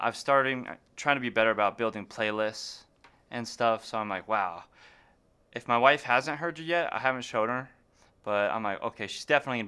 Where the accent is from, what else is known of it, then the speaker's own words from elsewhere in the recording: Great Falls, Montana, United States; I'm originally from Great Falls.